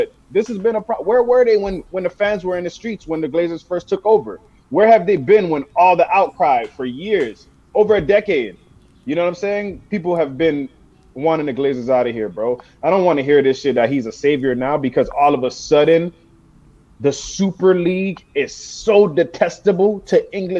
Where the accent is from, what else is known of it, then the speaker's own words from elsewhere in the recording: Miami, Florida, United States; in Miami, my hometown.